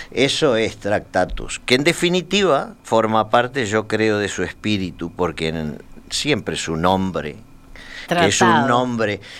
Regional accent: Argentina; also born or lived in Spain / Uruguay; Yo soy más que argentino, soy argentino, español y uruguayo, porque he

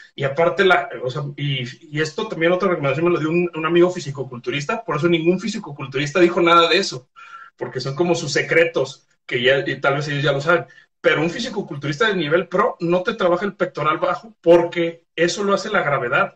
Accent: Guadalajara, Jalisco, Mexico; soy de Guadalajara

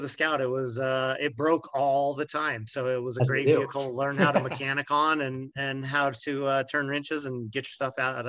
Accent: Farmington, New Mexico, United States; here in Farmington, New Mexico, where I, was going to high school and growing up

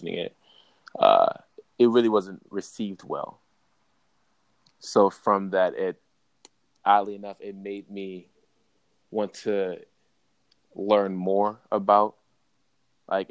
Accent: Baltimore, Maryland, United States; moved away as an adult; also born or lived in Oregon; growing up in Baltimore

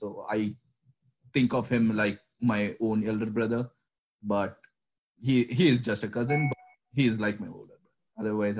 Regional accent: Chennai, Tamil Nadu, India; So I was born in a southern part of India, a city named Chennai. So I'm from there. So growing up, I grew up all around India because my dad had this transferable jobs.

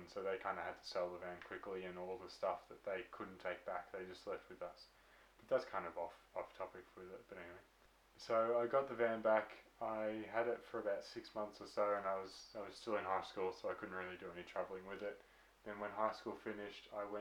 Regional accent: Victoria, Australia; we're from Victoria, Australia.

